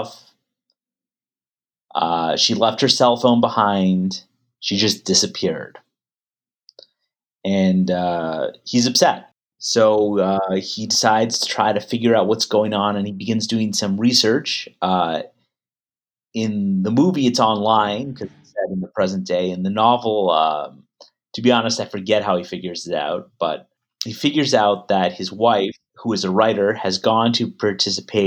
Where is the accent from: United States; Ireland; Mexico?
Mexico; moved away; I was born in Mexico and kind of raised biculturally to a certain extent